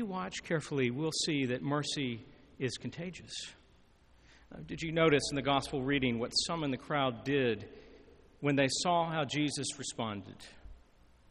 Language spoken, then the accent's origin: English; Lebanon, Tennessee, United States; my hometown in Lebanon, Tennessee